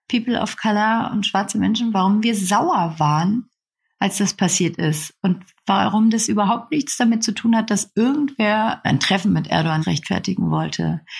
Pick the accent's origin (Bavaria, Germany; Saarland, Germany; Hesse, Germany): Bavaria, Germany; Nuremberg; weil es in dieser Schule damals in Bayern, also in Nürnberg, wo ich herkomme, eine Türkenklasse gab für die Gastarbeiterkinder